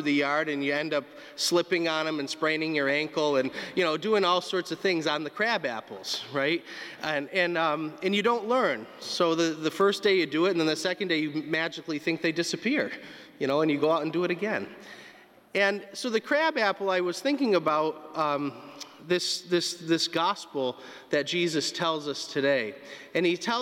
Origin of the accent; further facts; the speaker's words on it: North Adams, Massachusetts, United States; Growing up in North Adams, we were surrounded by trees and beautiful landscapes in the mountains.